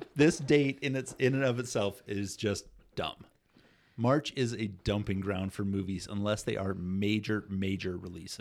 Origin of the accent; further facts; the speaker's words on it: Iowa, United States; where I grew up in Iowa.